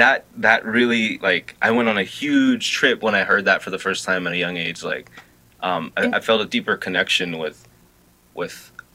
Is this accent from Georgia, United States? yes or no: no; Los Angeles, California, United States; I grew up in South L.A.